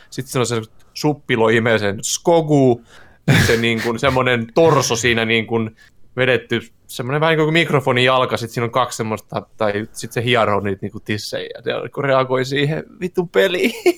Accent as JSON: {"language": "Finnish", "town": "Turku", "region": "Southwest Finland", "country": "Finland", "moved": "yes", "lives_now": "Tampere, Finland", "said": "Mäkin asun Tampereen, mut mä olen kyllä ihan turkulainen"}